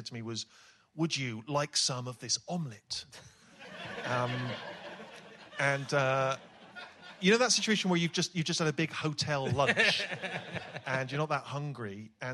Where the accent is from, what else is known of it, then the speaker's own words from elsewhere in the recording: Bristol, South West England, United Kingdom; accent: West Country; when I was a kid growing up in Bristol